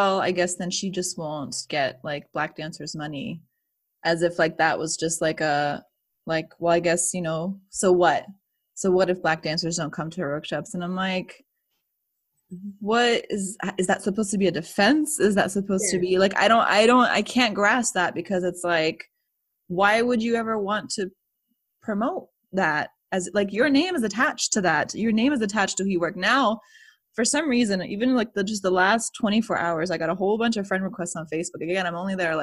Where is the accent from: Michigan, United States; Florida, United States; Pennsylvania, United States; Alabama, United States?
Florida, United States; I'm from there. Like, I'm from Florida.